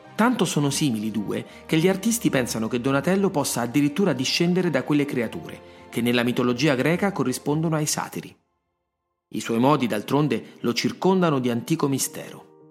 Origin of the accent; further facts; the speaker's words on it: Rome, Lazio, Italy; sono nato a Roma